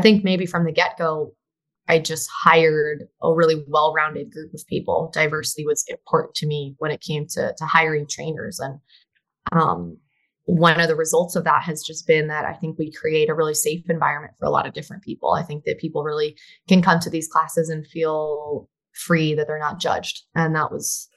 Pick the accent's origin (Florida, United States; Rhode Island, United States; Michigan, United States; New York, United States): Florida, United States; Miami; I did grow up in Miami. That's the 305 area code.